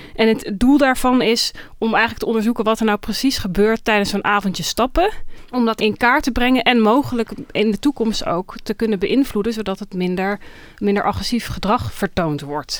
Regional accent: Groningen, Netherlands; in Groningen, waar ik vandaan kom

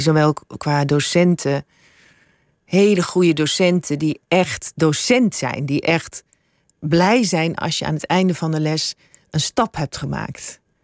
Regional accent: Suriname; moved away; also born or lived in Brabant; Ik heb ook mijn deel van mijn jeugd in Suriname eh, opgegroeid. Ik voel me ook Surinamer

